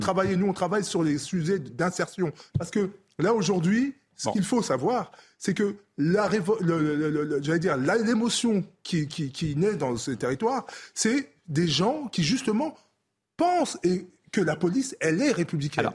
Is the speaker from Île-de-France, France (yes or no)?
yes; Clichy-sous-Bois, Île-de-France, France; also born or lived in Congo-Brazzaville; j'ai grandi à Clichy-sous-Bois Montfermeil